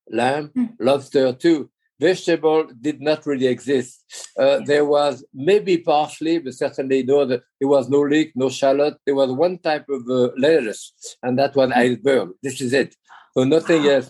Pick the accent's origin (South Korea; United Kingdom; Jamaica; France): France; accent: Connecticut; English is a second language; now in United States; Uh, I'm certainly much more American now than French. Oh, and wow. my accent is more Connecticut than New York, of course.